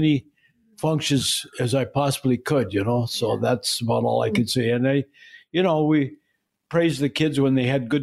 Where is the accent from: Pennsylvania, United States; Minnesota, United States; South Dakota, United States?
Minnesota, United States; Duluth; I grew up in the western part of Duluth, close to the hillside.